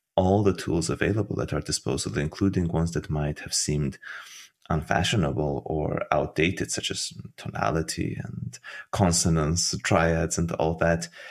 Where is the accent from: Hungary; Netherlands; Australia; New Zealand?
Hungary; Budapest; moved away as an adult; also born or lived in Tbilisi, Georgia / Vienna, Austria / Florence, Italy / Berlin, Germany; now in United States; I was born in Tbilisi, in Georgia. And oh, soon after, my parents moved to Hungary, to Budapest, which is where I grew up